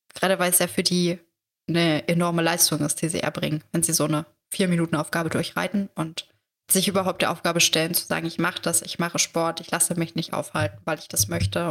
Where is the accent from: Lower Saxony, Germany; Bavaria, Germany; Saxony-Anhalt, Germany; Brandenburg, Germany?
Saxony-Anhalt, Germany; ich komme aus Sachsen-Anhalt